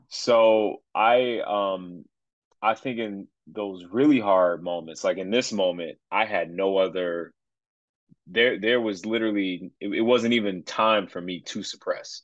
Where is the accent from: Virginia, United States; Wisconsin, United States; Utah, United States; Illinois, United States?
Illinois, United States; Chicago; moved away as an adult; I'm originally from Chicagoland, moved away for a little while, but uh, now we back